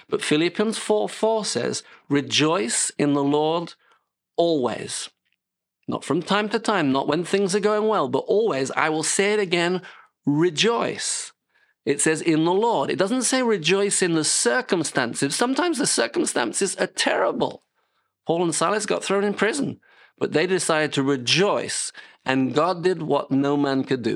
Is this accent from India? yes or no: no; United Kingdom; moved away as an adult; now in France; I'm British